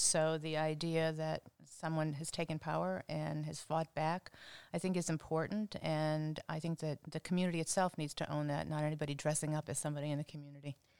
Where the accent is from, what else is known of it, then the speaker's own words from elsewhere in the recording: Cleveland, Ohio, United States; moved away as an adult; also born or lived in Cincinnati; I am from Cleveland.